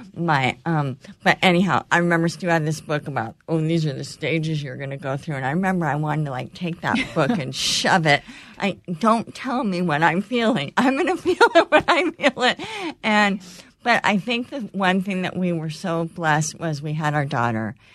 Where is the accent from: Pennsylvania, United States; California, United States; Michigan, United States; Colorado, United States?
California, United States; moved away; I grew up in California going to my grandparents' cabin on a lake for as long as I can remember